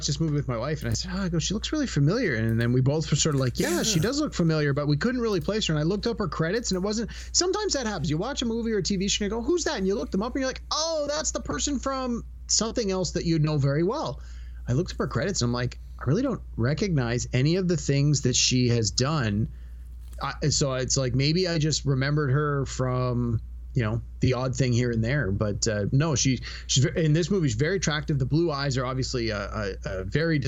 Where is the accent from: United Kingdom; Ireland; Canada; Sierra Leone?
Canada; as a Canadian